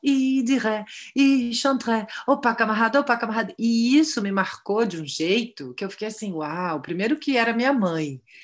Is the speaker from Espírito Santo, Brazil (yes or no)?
no; Rio de Janeiro, Brazil; Eu estudei a vida toda na Tijuca, eu morei, sei lá, 30 33 anos na Tijuca, nasci na Tijuca